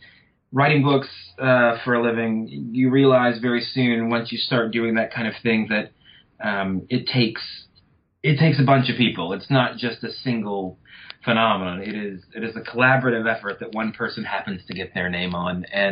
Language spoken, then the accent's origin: English; Louisiana, United States; Well, I come from North Louisiana.